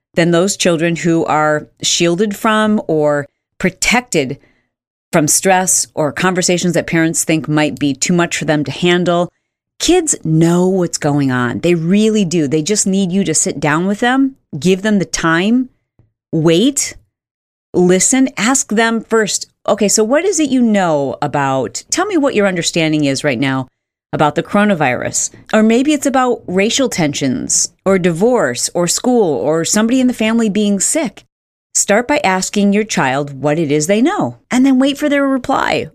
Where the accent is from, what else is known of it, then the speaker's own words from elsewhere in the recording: Michigan, United States; I grew up in Michigan